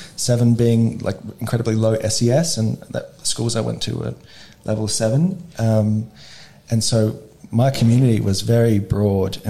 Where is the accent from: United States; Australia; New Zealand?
Australia; Adelaide, South Australia; I grew up here in Adelaide, in the northern suburbs